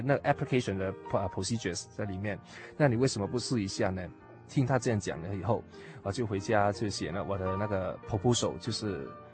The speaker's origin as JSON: {"language": "Chinese", "country": "Hong Kong", "tie": "born or raised there", "also_born_or_lived": "Mainland China", "second_language": "Chinese", "said": "因为我是从大陆过来的，四岁就从大陆来到香港"}